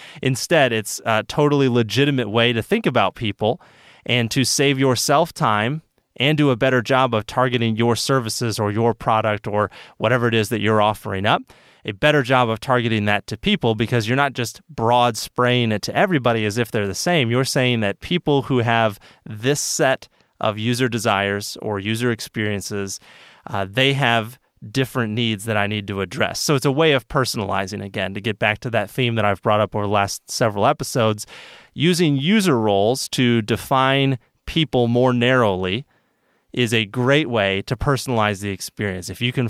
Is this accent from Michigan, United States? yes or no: yes; Michigan, United States; I grew up swimming. I'm from Michigan, so I was always swimming in lakes and stuff like